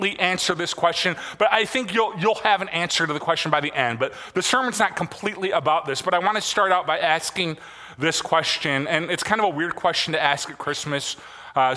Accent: Michigan, United States; growing up in Michigan

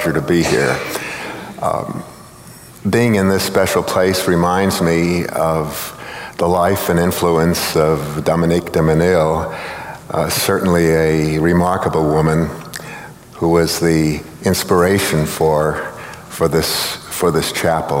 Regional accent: Philadelphia, Pennsylvania, United States; When I was a Jewish kid growing up in Philadelphia in the 1940s

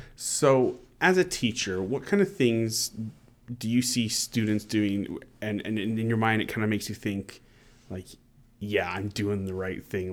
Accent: Vancouver Island, British Columbia, Canada; moved away; I grew up on Vancouver Island

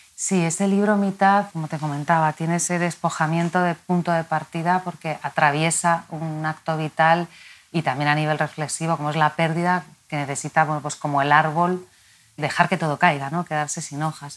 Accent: Madrid, Community of Madrid, Spain; He vivido aquí toda mi vida, nací aquí y mi vínculo con Madrid es complejo

